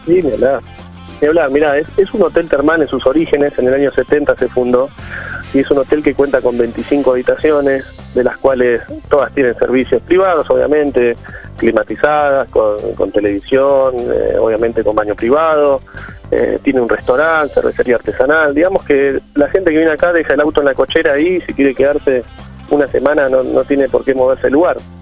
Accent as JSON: {"language": "Spanish", "town": "Bahía Blanca", "region": "Buenos Aires Province", "country": "Argentina", "moved": "yes", "said": "yo soy de Bahía Blanca, me mudé para escaparme también un poco de la ciudad"}